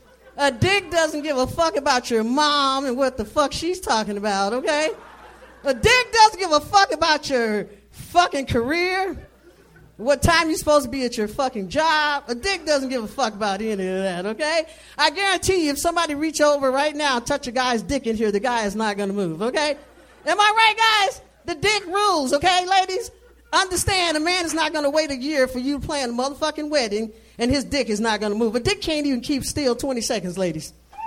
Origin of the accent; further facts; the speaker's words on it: St. Louis, Missouri, United States; St. Louis, Missouri.